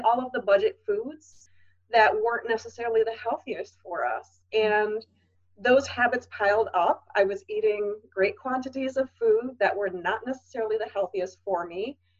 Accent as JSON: {"language": "English", "region": "Wisconsin", "country": "United States", "tie": "born or raised there", "said": "I grew up in Wisconsin and we are cheese heads in Wisconsin"}